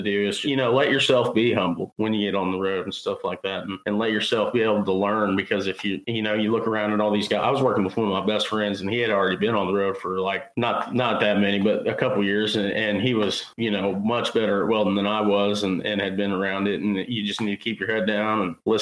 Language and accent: English; Carrollton, Missouri, United States; I'm from Carrollton, Missouri